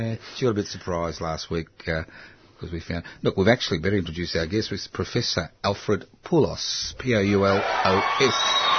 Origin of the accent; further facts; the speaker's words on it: Brisbane, Queensland, Australia; first language Italian; English is a second language; We're all born in Brisbane here.